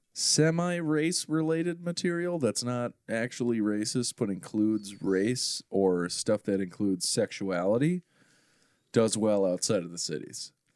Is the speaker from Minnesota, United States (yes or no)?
yes; Maple Grove, Minnesota, United States; I grew up in Maple Grove